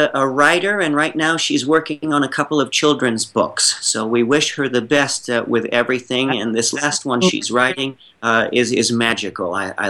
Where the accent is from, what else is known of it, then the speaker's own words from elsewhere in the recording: New York, United States; Being a New Yorker